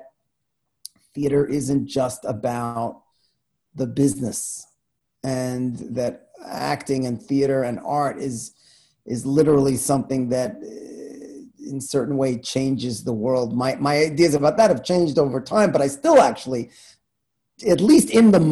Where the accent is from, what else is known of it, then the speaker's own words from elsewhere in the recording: New York City, New York, United States; I grew up in Queens